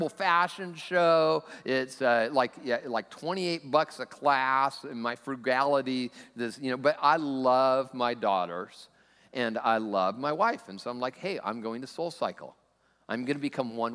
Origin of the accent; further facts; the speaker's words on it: Lakewood, United States; also born or lived in Southern California; now in Sammamish, United States; I'm from Lakewood